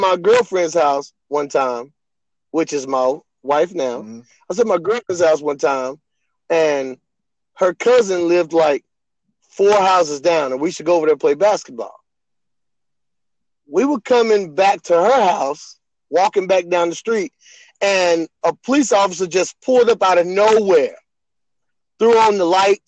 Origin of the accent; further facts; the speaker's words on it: East Texas, United States; I'm from East Texas. I'm originally from East Texas.